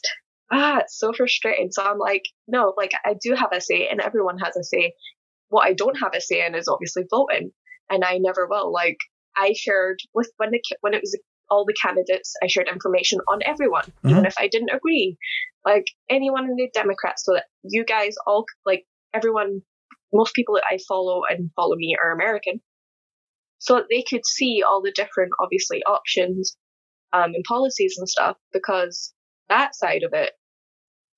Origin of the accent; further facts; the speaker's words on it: Scotland, United Kingdom; I'm from Scotland